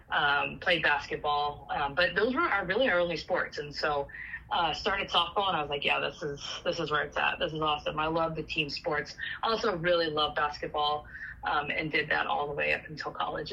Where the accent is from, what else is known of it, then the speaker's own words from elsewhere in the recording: Sonora, California, United States; moved away as an adult; also born or lived in Chico, California; I'm originally from Sonora, which is about 3.5 hours from Chico, and it's in the Sierra Nevadas, kind of on the west side of Yosemite up in the Sierra Nevadas